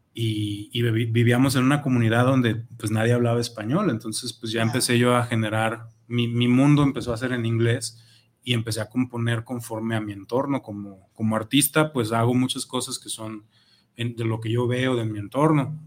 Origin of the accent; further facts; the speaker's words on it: Zapopan, Jalisco, Mexico; also born or lived in Guadalajara; tenemos que tirar barrio de donde somos, vamos a tirar barrio Zapopano.